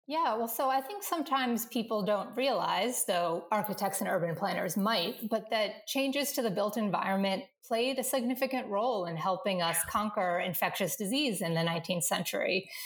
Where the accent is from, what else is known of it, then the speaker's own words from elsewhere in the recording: Northern Virginia, United States; the house I grew up in in Northern Virginia